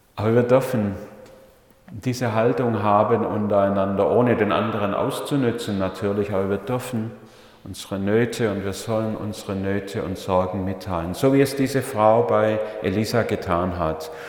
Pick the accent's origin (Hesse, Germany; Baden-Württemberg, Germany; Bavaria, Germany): Baden-Württemberg, Germany; Leonberg; Ich bin ja in Leonberg aufgewachsen, also Geislingen war nur der Dienst dort, aber in Leonberg bei Stuttgart in einer Familie mit fünf Buben